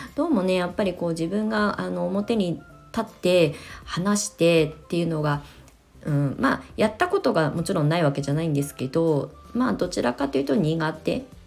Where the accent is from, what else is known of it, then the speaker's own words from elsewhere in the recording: Kasama, Ibaraki, Japan; also born or lived in Tokyo / Shonan, Kanagawa; now in Kasama, Japan; 生まれ育った場所なんだけどあの東京上京して湘南に移住してのこの約20年の間まあ年に1回か2回しか帰省をしないしうんまあねそんなにこう地元で何かをあの広げていくみたいな活動は一切してこなかったので本当になんか移住者として あの茨城県笠間市に引っ越しをして